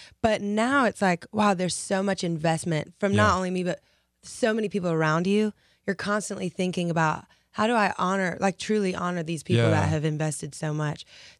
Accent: Lafayette, Louisiana, United States; I grew up Lafayette. So that's like 2 hours from Belmont.

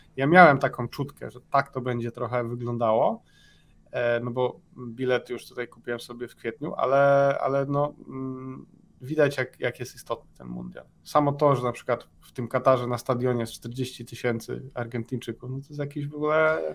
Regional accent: Poland; moved away; jestem z Polski

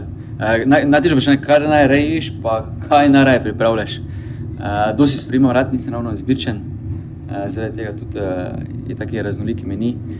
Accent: Maribor, Drava, Slovenia; Mariborčani smo

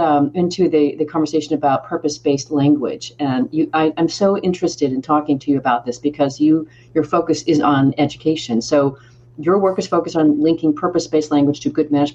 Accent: United States; As an American

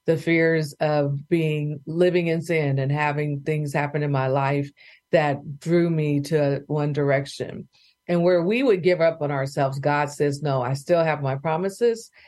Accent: Bay Area, California, United States; now in Oklahoma, United States; growing up in the Bay Area, oldest of three daughters

